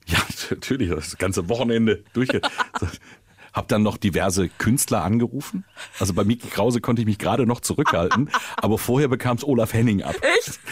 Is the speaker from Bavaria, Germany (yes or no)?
no; Sauerland, North Rhine-Westphalia, Germany; moved away; ich komme aus dem Sauerland und bin im Schnee geboren im Dezember